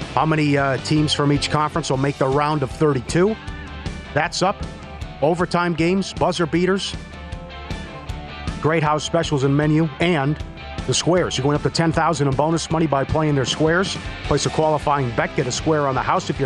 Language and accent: English; Midwest, United States; We're from the Midwest